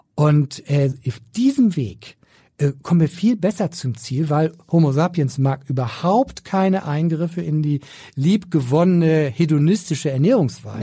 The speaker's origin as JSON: {"language": "German", "region": "Schleswig-Holstein", "country": "Germany", "said": "Ich bin Schleswig-Holsteiner und da habe ich schon meine Prägung mitgekriegt"}